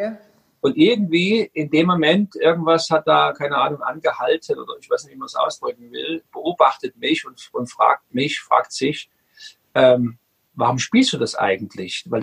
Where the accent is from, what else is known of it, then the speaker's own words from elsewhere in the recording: Dresden, Saxony, Germany; born there; Ich bin im, im Osten geboren, in Dresden damals habe da ähm, einen schönen Musikweg gemacht, habe dann irgendwann Musik studiert